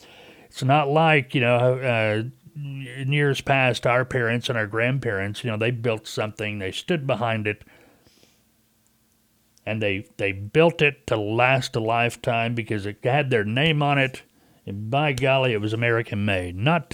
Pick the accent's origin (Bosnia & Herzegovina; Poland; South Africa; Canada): Canada; Hey, like I'm from Canada. We got to get more music.